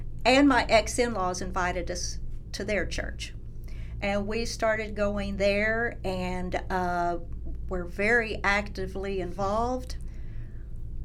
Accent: Norman, Oklahoma, United States; I'm born and raised in Norman.

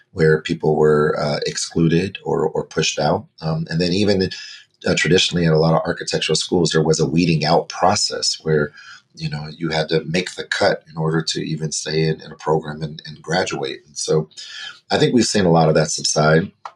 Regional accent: Denver, Colorado, United States; I was born and raised in Denver, Colorado

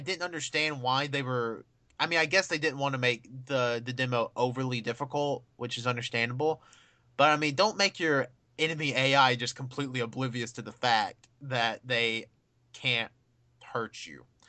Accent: United States; I'm an American

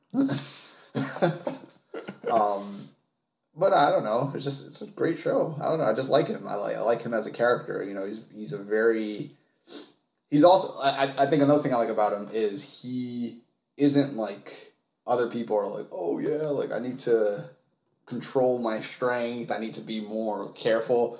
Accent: New York City, New York, United States; I was raised in Harlem where this show takes place.

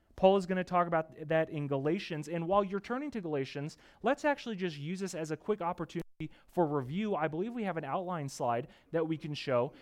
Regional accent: United States; moved away; I'm from the East Coast where growing up with my family and my parents, we were just minutes away from Gettysburg, Antietam

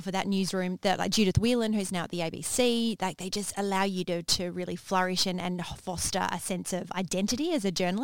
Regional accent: Manjimup, Western Australia, Australia; growing up in Manjimup

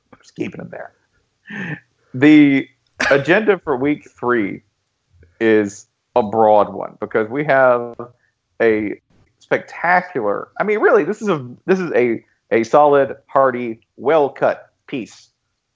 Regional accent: Tennessee, United States; I'm from Tennessee

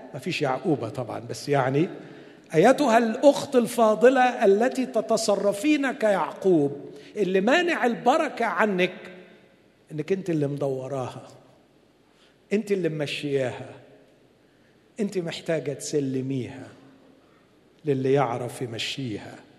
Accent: Egypt; عندنا في مصر

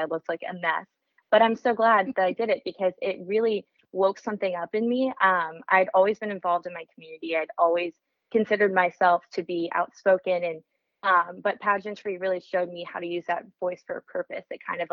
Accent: Frisco, Texas, United States; I grew up in Frisco, Texas

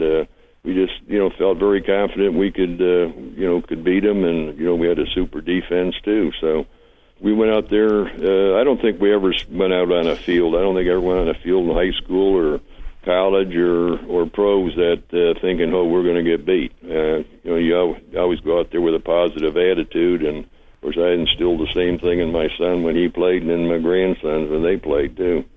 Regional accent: Detroit, Michigan, United States; moved away as an adult; also born or lived in Dallas; I was raised in Detroit

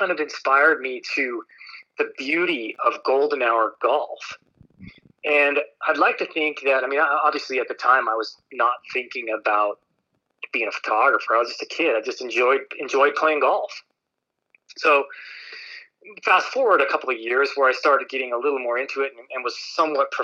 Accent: Park City, Utah, United States; So I grew up in Park City, Utah

